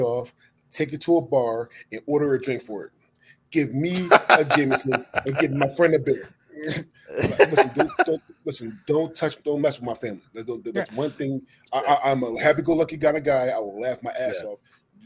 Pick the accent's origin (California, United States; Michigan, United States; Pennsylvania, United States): Pennsylvania, United States; Philadelphia; now in Portland, United States; I'm originally from Philadelphia, PA